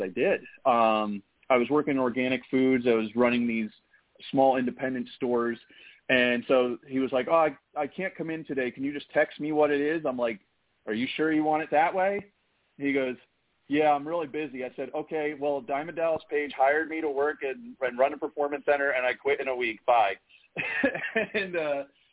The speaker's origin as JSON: {"language": "English", "country": "Ireland", "said": "being an Irishman."}